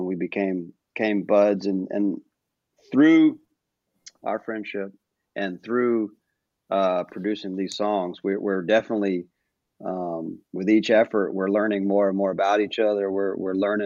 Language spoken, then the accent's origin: English; North Carolina, United States; also born or lived in Nashville, Tennessee; now in Asheville, United States; I'm from North Carolina originally. I'm not from Asheville per se, but I was born about maybe 3 hours east of there